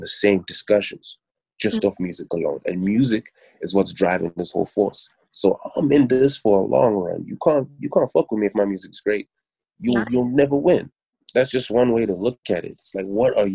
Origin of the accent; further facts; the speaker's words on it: Pretoria, Gauteng, South Africa; also born or lived in Durban / Johannesburg / Kempton Park; I was born in Durban, but I was raised in Pretoria. Mm-hmm. I was raised in Joburg, Kempton Park, mainly Pretoria